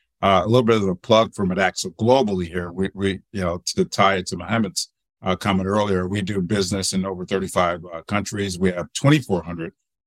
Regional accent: Detroit, Michigan, United States; now in Seattle, United States; but born and raised in Detroit. So my roots are in the Midwest of the U.S.

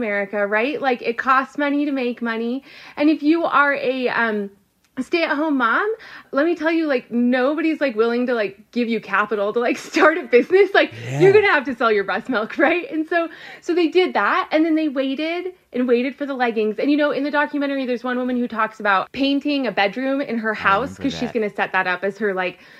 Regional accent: Southern California, United States; I grew up in Southern California

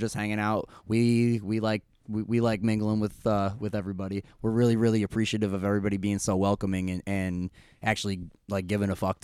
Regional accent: Clifton Park, New York, United States; I'm originally from Clifton Park. Really lived all around here for pretty much my whole life

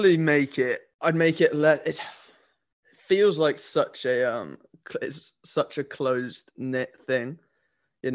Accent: Nottingham, East Midlands, United Kingdom; now in London, United Kingdom; I grew up in Nottingham, right, which is kind of the East Midlands of England.

